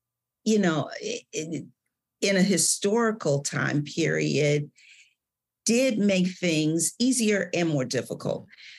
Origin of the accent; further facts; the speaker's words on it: Cleveland, Ohio, United States; moved away as an adult; now in Georgia, United States; I was born and raised in Cleveland.